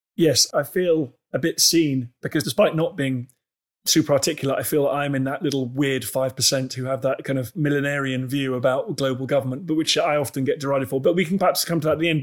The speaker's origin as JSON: {"language": "English", "country": "Canada", "said": "as a Canadian"}